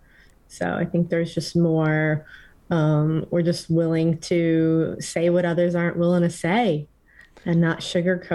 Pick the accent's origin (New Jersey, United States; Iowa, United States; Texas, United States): New Jersey, United States; northern; now in West Coast, United States; growing up in New Jersey